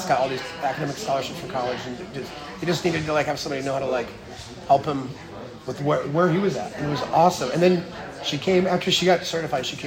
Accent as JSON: {"language": "English", "town": "Wilmington", "region": "North Carolina", "country": "United States", "moved": "yes", "said": "I'm from Wilmington"}